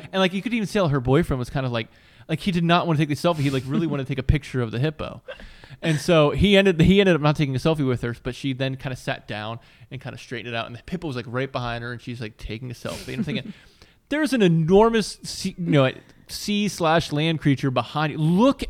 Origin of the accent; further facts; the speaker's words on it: Pittsburgh, Pennsylvania, United States; born there; What about Pennsylvania? I was born right outside of Pittsburgh.